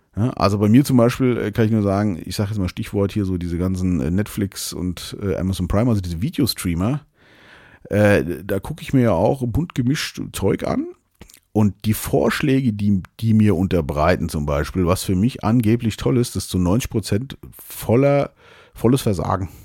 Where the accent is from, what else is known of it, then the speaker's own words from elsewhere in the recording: Germany; hier bei uns in Deutschland